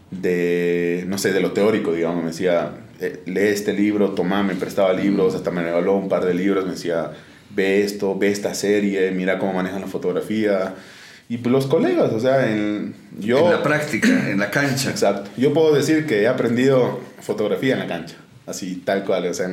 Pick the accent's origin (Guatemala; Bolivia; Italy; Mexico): Bolivia; Oruro; moved away as an adult; now in La Paz, Bolivia; eh, yo nací en Oruro en 1994, actualmente tengo 27 años. Eh, estudié en Oruro, terminé el colegio en el Colegio Alemán de, Oruro y de ahí me, me vine a La Paz a mis 18 años